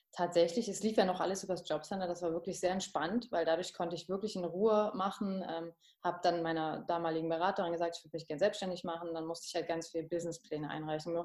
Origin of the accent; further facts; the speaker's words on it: Potsdam, Brandenburg, Germany; ich komme gebürtig aus Potsdam und ich bin da nie weg